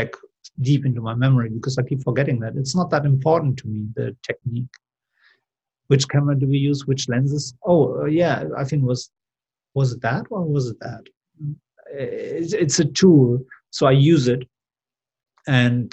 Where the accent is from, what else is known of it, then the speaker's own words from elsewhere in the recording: Germany; moved away as an adult; also born or lived in Seville, Spain / London; I grew up in Germany